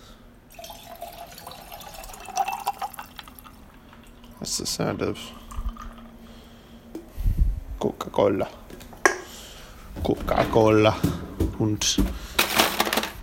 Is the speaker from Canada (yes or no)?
yes; Canada; I am Canadian